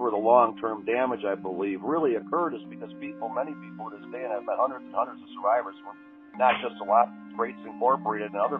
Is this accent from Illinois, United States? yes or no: yes; Illinois, United States; moved away; also born or lived in Maine; I was there from Illinois back in 1975